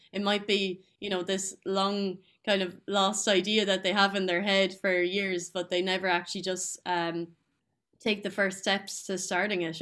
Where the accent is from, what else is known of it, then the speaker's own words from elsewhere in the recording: Tullamore, County Offaly, Ireland; I'm from Tullamore in Offaly